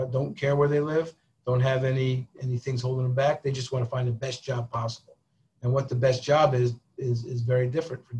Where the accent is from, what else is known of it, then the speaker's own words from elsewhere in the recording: Albany, New York, United States; moved away as an adult; also born or lived in Vermont / Bronx, New York / Tucson, Arizona; I grew up in Albany, where the state government is, right? That's the capital of New York